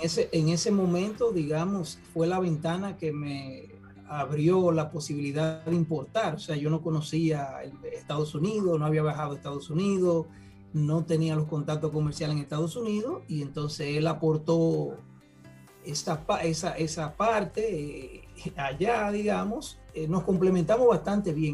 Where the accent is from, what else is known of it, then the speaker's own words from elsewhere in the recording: Santiago de los Caballeros, Santiago, Dominican Republic; vengo del interior, de la ciudad de Santiago de los Caballeros.